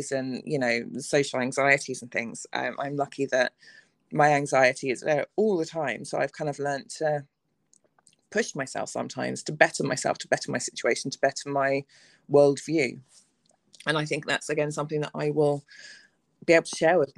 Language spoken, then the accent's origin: English; England, United Kingdom; I'm straight, I'm white, I'm English, I'm educated.